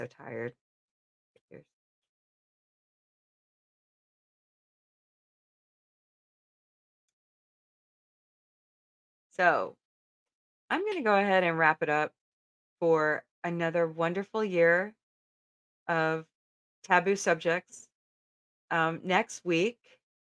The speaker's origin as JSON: {"language": "English", "country": "United States", "said": "as an American"}